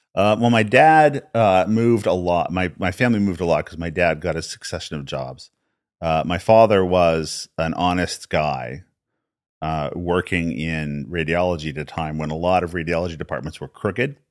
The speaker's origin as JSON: {"language": "English", "town": "Albuquerque", "region": "New Mexico", "country": "United States", "tie": "born or raised there", "said": "I was born in New Mexico. born in Albuquerque, New Mexico."}